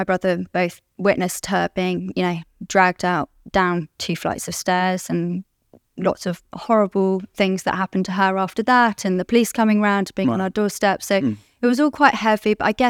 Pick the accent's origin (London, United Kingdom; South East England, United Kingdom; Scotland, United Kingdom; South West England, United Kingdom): London, United Kingdom; I'm an addict. I'm from London, live in London. I'm 36 years old